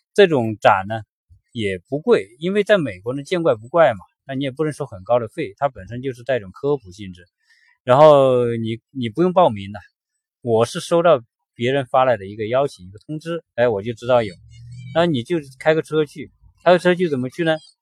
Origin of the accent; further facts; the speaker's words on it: China; 都是我们中国人可能都不怎么玩的